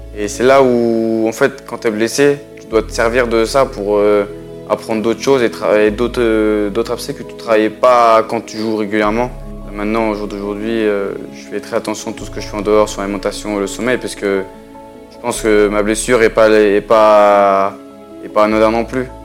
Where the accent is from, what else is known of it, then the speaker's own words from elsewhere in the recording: France; chez nous en France